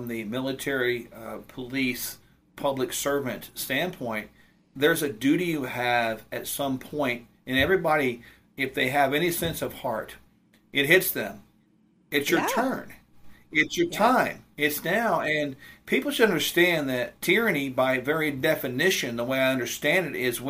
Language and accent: English; United States; all of us as American people that have any sense of pride in our country